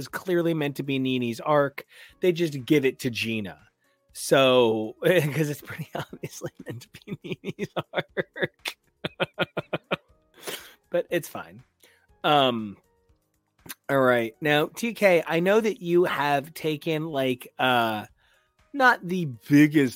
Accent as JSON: {"language": "English", "region": "New Jersey", "country": "United States", "said": "we're from Jersey"}